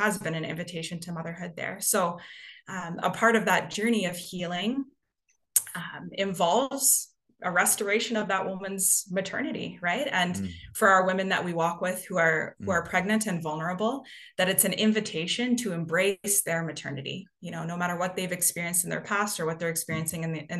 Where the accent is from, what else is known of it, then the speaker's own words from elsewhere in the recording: Canada; moved away as an adult; also born or lived in Toronto; I am originally from Canada. You may be able to hear that in my accent